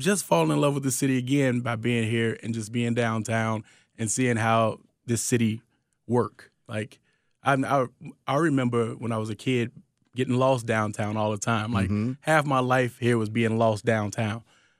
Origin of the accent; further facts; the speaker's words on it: Chicago, Illinois, United States; It's work, hard work, like work for what you want kind of thing. I think that's the Chicago attitude.